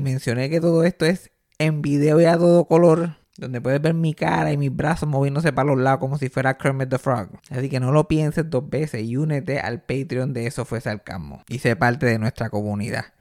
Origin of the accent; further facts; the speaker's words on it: Puerto Rico; yo me crié en el campo, yo me crié en María, por allá, Mayagüez.